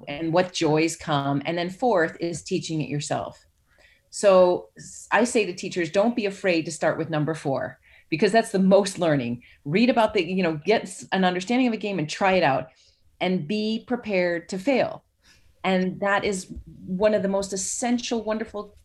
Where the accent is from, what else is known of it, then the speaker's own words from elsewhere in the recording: Chicago, Illinois, United States; now in Georgia, United States; I'm from Chicago